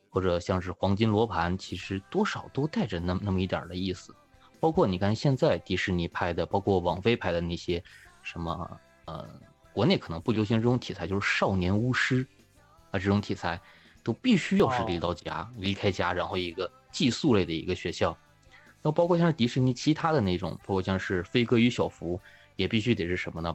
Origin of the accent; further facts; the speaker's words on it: northern China, China; 其实我也是那个大院长大的